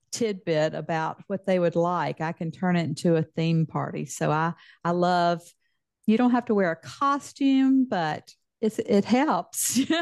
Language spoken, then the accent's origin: English; Mississippi, United States; accent: Mississippi Southern; moved away as an adult; now in Texas, United States; I, grew up in the deep South